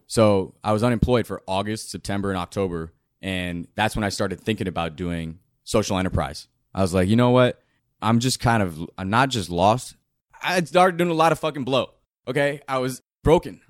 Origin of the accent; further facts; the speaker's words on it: Southern California, United States; also born or lived in Indio, California; I grew up in Southern California and, uh, I was born in a town called Indio in Coachella Valley where it's hot as hell.